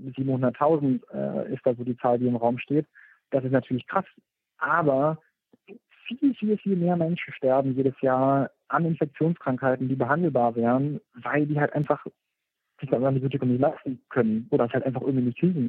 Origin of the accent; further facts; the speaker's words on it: Germany; bei uns in Deutschland